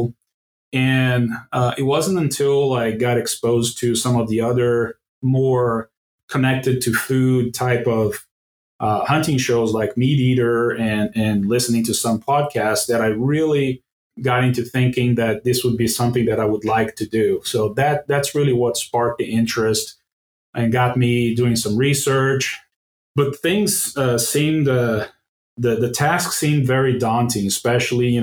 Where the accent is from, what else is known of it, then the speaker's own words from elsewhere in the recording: Brazil; moved away as an adult; also born or lived in Urbana-Champaign, Illinois, United States; now in Atlanta area, Georgia, United States; I'm originally from Brazil, born and raised over there.